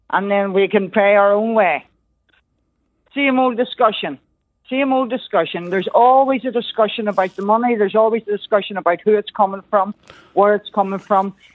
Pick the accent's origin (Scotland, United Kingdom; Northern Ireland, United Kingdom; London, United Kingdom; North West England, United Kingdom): Northern Ireland, United Kingdom; Belfast; now in Ballycastle, United Kingdom; I'm originally from West Belfast and have moved to Ballycastle.